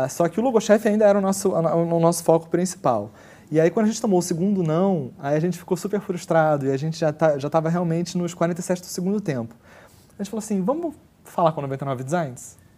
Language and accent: Portuguese; Brazil; A gente, olha, somos brasileiros, temos aqui uma, um, um, um, dos principais concorrentes desse, desse modelo de negócio no Brasil.